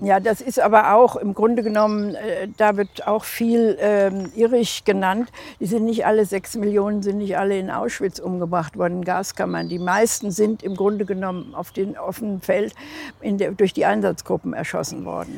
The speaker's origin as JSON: {"language": "German", "region": "Hesse", "country": "Germany", "tie": "born or raised there", "said": "in Hessen, meiner Heimat, wo ich herkomme"}